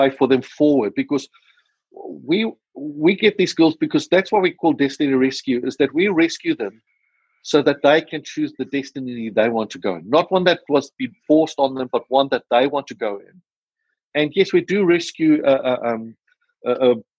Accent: South Africa; accent: South African; my South African accent

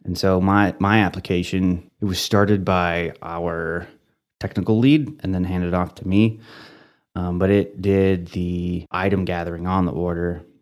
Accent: Dalhart, Texas, United States; moved away as an adult; also born or lived in Germany / Canyon, Texas; now in Amarillo, United States; I grew up in Dalhart.

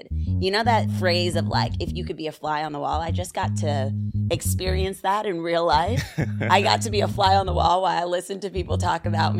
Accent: Virginia Beach, Virginia, United States; also born or lived in New Rochelle, New York; now in New York, United States; I grew up in Virginia, but I was born in New Rochelle Hospital

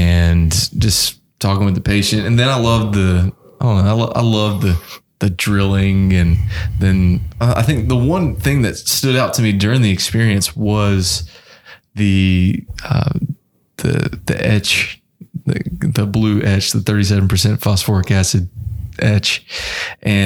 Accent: Belmont, North Carolina, United States; moved away as an adult; also born or lived in Chapel Hill, North Carolina; I am from the Charlotte, North Carolina area, specifically Belmont. Shout out to all the Gaston County people out there. Born and raised there

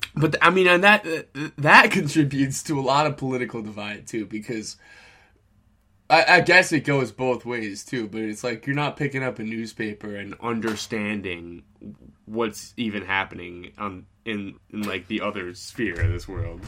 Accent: New York, United States; I'm from New York

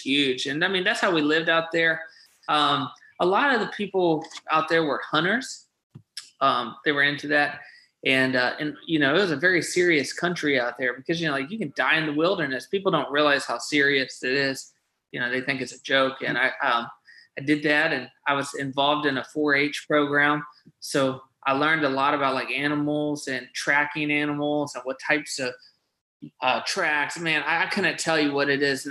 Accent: Cheyenne, Wyoming, United States; I'm actually from Cheyenne, Wyoming. So I was born out there, and we lived on a chicken farm.

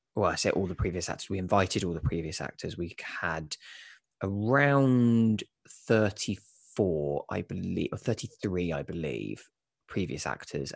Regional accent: Kent, South East England, United Kingdom; now in London, United Kingdom; I'm not actually from London. I'm from just outside. I'm from Kent.

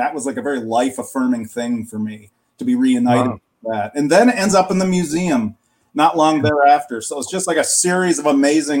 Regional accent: middle of Michigan, United States; also born or lived in Detroit suburbs, Michigan; I'm from Michigan. I grew up in the middle of Michigan and now I live in the suburbs of Detroit.

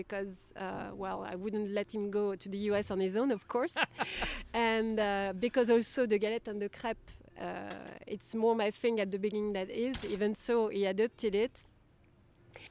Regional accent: Brittany, France; English is a second language; moved away as an adult; also born or lived in Nantes, France; now in United States; you have Bretagne, Brittany. And this is where we come from

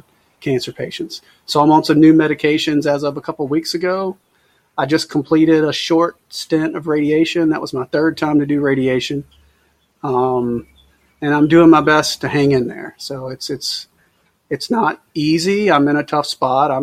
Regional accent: Mobile, Alabama, United States; I'm from Mobile, Alabama.

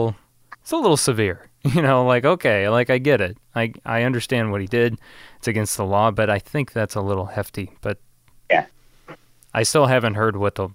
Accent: Illinois, United States; my hometown

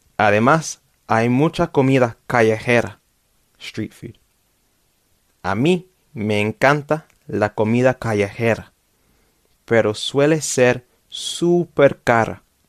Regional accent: London, United Kingdom; Spanish is a second language; Yo vivo en Londres y vivo en Londres desde mi nacimiento, since birth

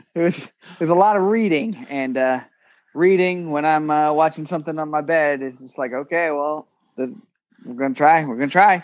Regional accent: United Kingdom; I'm British

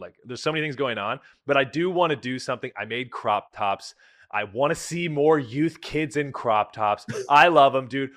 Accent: Bay Area, California, United States; moved away as an adult; now in Poland; I grew up in the Bay Area

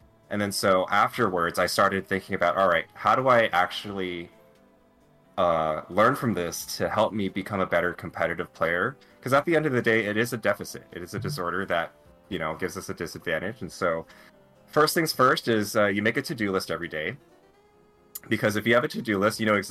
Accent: United States; also born or lived in Fresno; I'm Asian American

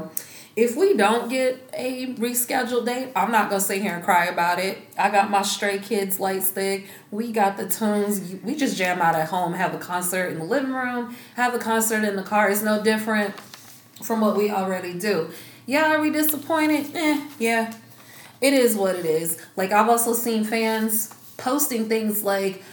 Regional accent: Georgia, United States; moved away; I'm originally from Georgia

